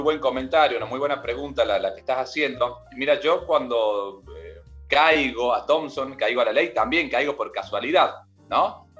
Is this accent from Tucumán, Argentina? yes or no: yes; Tucumán, Argentina; moved away as an adult; also born or lived in Buenos Aires; Yo actualmente vivo en Tucumán, en mi provincia, yo soy tucumano